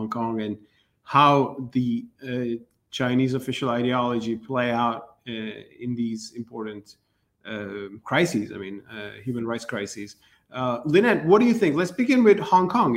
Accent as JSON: {"language": "English", "country": "Turkey", "said": "I'm from Turkey"}